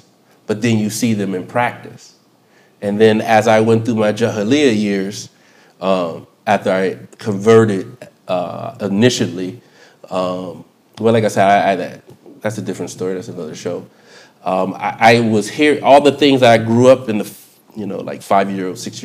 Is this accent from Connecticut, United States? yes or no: no; Chester, Pennsylvania, United States; I grew up in Philadelphia, Chester, PA to be exact